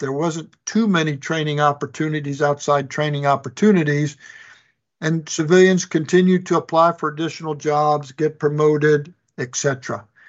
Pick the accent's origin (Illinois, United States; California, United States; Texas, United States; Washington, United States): Illinois, United States; Chicago; moved away as an adult; was born and raised in Chicago, Illinois